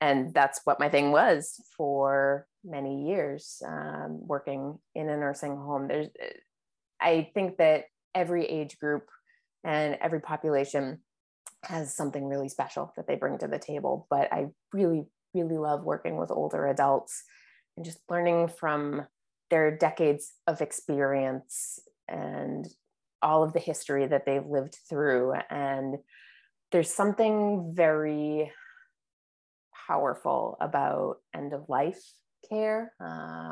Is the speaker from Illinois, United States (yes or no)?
no; Cape Cod, Massachusetts, United States; also born or lived in Boston; I grew up on Cape Cod.